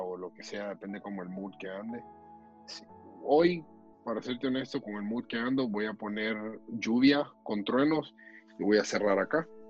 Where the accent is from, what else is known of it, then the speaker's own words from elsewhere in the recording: San Pedro Sula, Cortés, Honduras; moved away as an adult; now in United States; Yo nací en la ciudad de San Pedro Sula